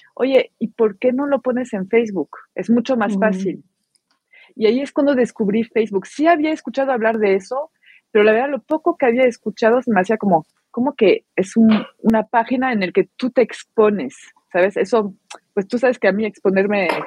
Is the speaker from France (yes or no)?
yes; France; moved away as an adult; now in Mexico; soy francesa y vivo en México, ya tengo 17 años en México